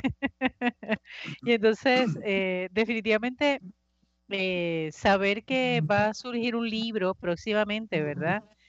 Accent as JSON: {"language": "Spanish", "country": "Puerto Rico", "said": "como puertorriqueños"}